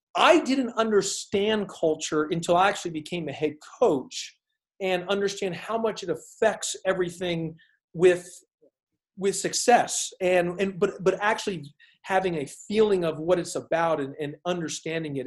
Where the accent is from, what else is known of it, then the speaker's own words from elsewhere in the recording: Houston, Texas, United States; also born or lived in Arizona; growing up in Houston. Arizona. I was in Houston a lot, so Houston, Texas.